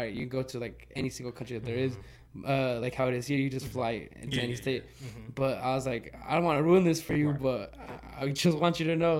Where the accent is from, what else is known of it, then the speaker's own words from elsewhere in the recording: Las Vegas, Nevada, United States; I'm like, oh, dude, we're from America, we're from Vegas.